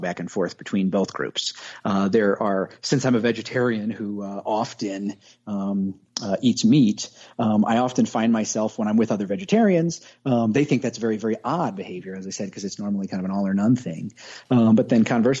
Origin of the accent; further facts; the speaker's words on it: Grundy Center, Iowa, United States; moved away as an adult; also born or lived in Creston, Iowa; now in Colorado Springs, United States; Originally from the Grundy Center area. I was born in a small town called Creston, Iowa, but born and raised there